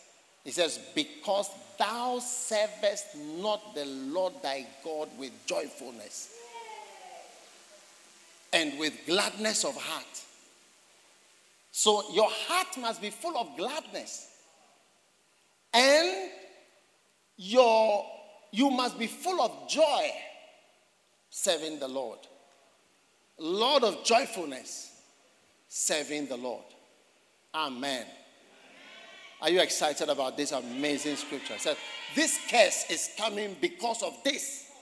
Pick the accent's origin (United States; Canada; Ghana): Ghana; Buipe, Savannah Region; You are from where? I said, I'm from Buipe.